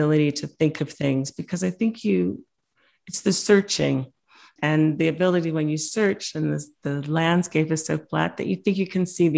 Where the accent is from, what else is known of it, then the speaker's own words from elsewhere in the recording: Winnipeg, Manitoba, Canada; moved away; I didn't realize how special my hometown of Winnipeg was until I went abroad